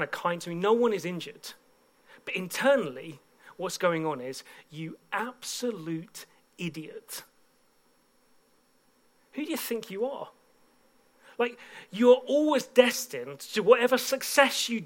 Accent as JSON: {"language": "English", "town": "Bedford", "region": "East of England", "country": "United Kingdom", "tie": "born or raised there", "said": "a church in my hometown of Bedford"}